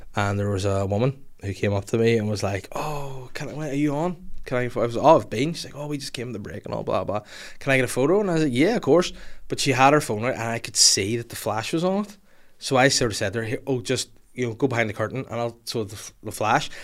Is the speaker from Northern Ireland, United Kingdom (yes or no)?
yes; North Down, Northern Ireland, United Kingdom; I'm from North Down, born and bred and raised and live here to this day